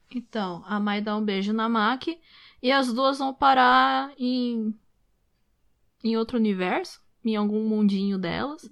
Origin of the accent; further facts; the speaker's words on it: Brazil; Eu sou brasileira, só que todo mundo me chama de ja, de japa, de japonesa.